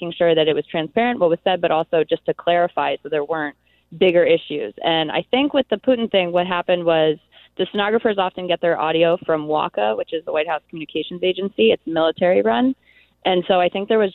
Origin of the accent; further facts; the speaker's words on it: Philadelphia, Pennsylvania, United States; I'm from Philadelphia